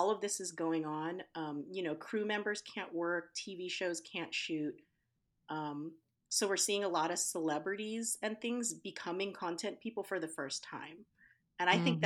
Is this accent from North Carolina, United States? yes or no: no; Riverside, California, United States; I'm from Riverside